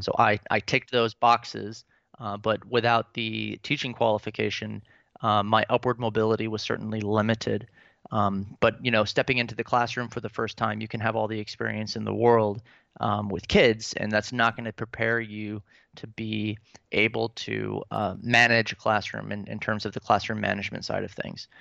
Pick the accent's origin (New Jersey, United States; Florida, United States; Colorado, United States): Florida, United States; Pensacola; moved away as an adult; also born or lived in Atlanta, Georgia / Tampa, Florida / Orlando, Florida / Virginia; now in Dresden, Germany; Georgia is where I was born, but I'm really from Florida. I mean, I spent the majority of my childhood there